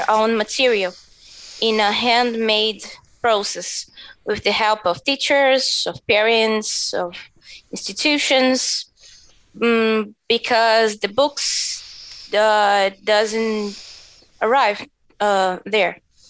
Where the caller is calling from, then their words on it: Brazil; I think I forgot to mention that I'm talking from Brazil.